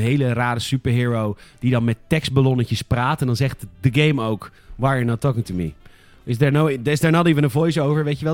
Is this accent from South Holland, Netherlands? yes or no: yes; Rotterdam, South Holland, Netherlands; ik loop er rond als Rotterdammer